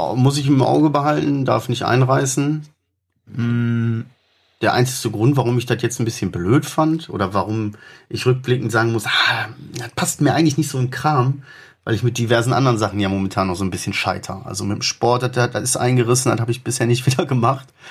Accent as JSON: {"language": "German", "country": "Germany", "said": "Wir sind Deutsche"}